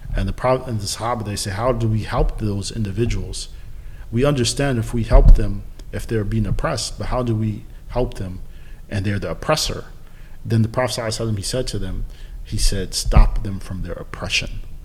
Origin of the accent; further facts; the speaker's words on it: San Diego, California, United States; I'm from San Diego